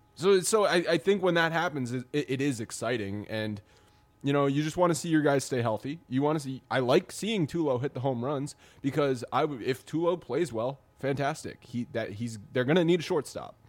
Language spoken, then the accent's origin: English; Rhode Island, United States; I grew up in Rhode Island, so I was always sort of a Yankees fan through my family